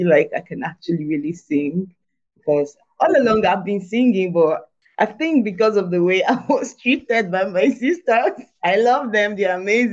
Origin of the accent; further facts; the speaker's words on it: Nigeria; it was grade 6. In Nigeria, it's called JSS1. So entered the school